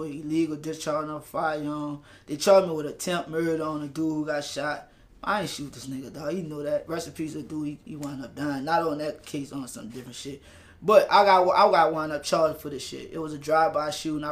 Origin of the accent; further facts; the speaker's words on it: New Orleans, Louisiana, United States; I'm from Algiers